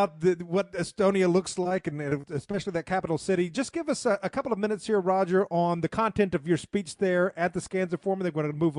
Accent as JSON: {"language": "English", "region": "the South", "country": "United States", "said": "I'm certainly anti-American as a Southerner"}